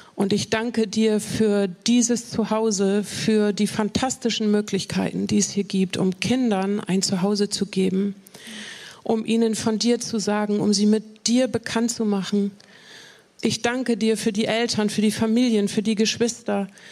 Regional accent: Bremen, Germany; ich bin in Bremen geboren, nicht in Hochding, aber so. in Bremen. Okay. Und äh, in Hochding aufgewachsen

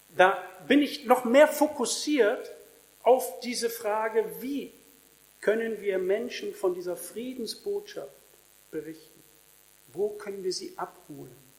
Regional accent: Germany; in Deutschland

